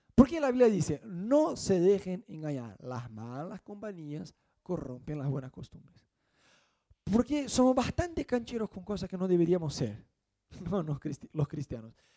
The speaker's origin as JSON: {"language": "Spanish", "country": "Brazil", "second_language": "Spanish", "moved": "yes", "lives_now": "Argentina", "said": "nosotros que somos brasileños"}